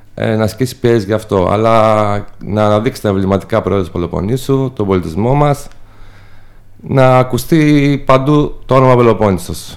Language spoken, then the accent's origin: Greek; Dafni, Peloponnese, Greece; also born or lived in Athens; είμαι από τη Δάφνη της Νεμέας, ένα χωριό έξω από την Νεμέα από αγροτική οικογένεια